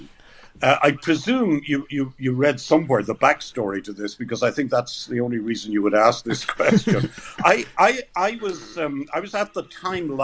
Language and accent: English; Ireland; I was a kid from Ireland